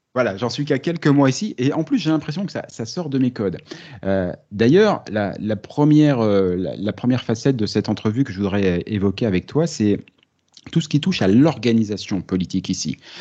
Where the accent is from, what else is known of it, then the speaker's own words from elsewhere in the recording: France; accent: French; now in Canada; mon accent tellement français